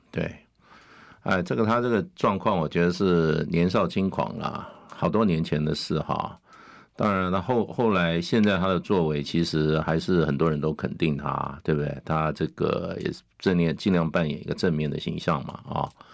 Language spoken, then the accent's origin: Chinese; Taiwan; 我在台湾 这个好土生土长长长大